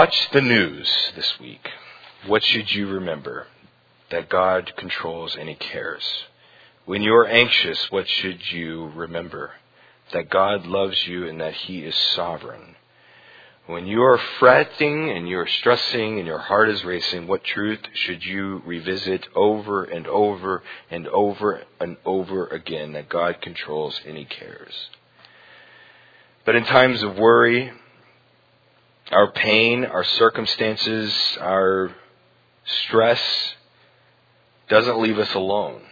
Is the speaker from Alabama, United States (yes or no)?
yes; Huntsville, Alabama, United States; moved away; growing up in Huntsville in Alabama, it seemed like every other week there was a tornado siren